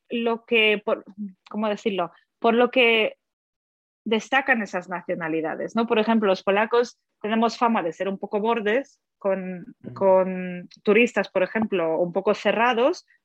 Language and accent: Spanish; Germany; also born or lived in Poland; now in Spain; Y luego, efectivamente, en Alemania mm. eh, me quedé, pues, lo que es toda la, la niñez, toda la, la eh, pues, juventud y luego a los 20, no, mentira, a los 15 años me fui a Estados Unidos para estudiar un año allí y luego volví a Alemania